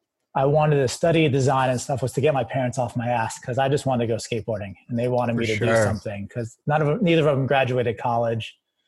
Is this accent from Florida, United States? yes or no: yes; Key West, Florida, United States; moved away as an adult; I'm from Key West, Florida, which is a small island off Miami.